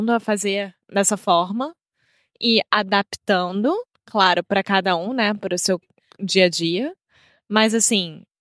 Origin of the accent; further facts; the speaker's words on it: United States; Portuguese is a second language; Minha parceira é brasileira portuguesa e eu sou americano